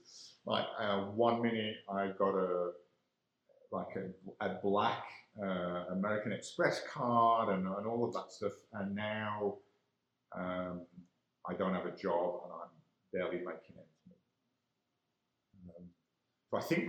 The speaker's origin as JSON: {"language": "English", "country": "Ireland", "said": "I'm an Irishman."}